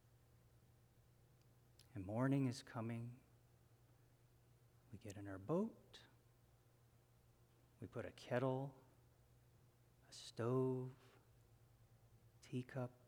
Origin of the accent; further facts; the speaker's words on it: Hawaii, United States; my sister and I grew up in Hawaii